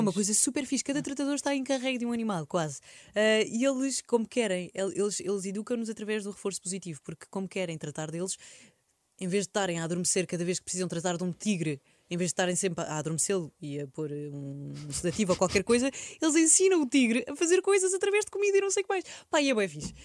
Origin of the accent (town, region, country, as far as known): Portugal